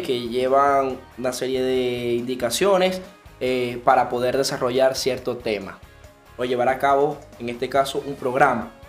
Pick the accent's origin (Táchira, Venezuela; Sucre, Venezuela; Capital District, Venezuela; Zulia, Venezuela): Zulia, Venezuela; Maracaibo; soy maracucho